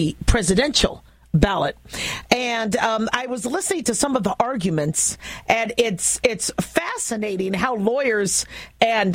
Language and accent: English; United States; as an American, as a physician, as a business owner, as a mom